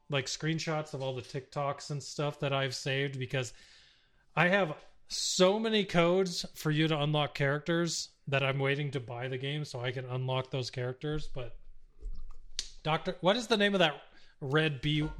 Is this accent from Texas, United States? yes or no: yes; Texas, United States; now in Arizona, United States; Yeah. I I know when I grew when growing up in Texas we called